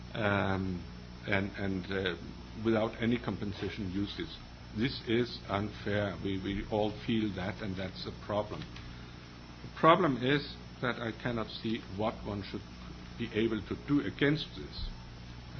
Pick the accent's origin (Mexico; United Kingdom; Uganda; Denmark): Denmark; I come from Denmark, as was said, and um, Denmark is a rather homogeneous uh, country.